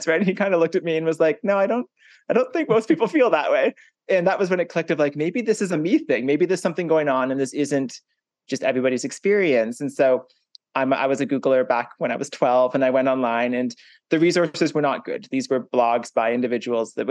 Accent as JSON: {"language": "English", "town": "Hanover", "region": "Ontario", "country": "Canada", "tie": "born or raised there", "also_born_or_lived": "Toronto, Ontario", "said": "I grew up in a small farming town in Ontario in Canada. It's called Hanover and it has 7,000 people"}